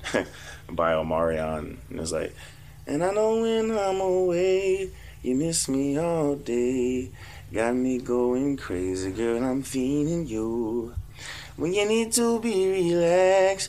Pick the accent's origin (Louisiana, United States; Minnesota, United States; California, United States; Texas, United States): Texas, United States; Fort Worth; moved away; we grew up together in Fort Worth